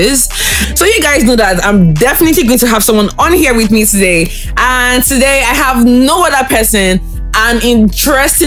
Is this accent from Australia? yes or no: no; Anambra, Nigeria; I'm from Anambra State, too